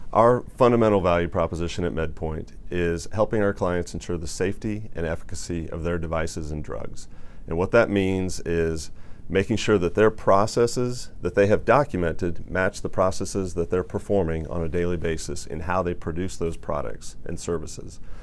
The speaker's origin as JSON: {"language": "English", "region": "Indiana", "country": "United States", "tie": "born or raised there", "said": "growing up in Indiana, there was a lot of orthopedic uh, manufacturing going on up in Warsaw, Indiana."}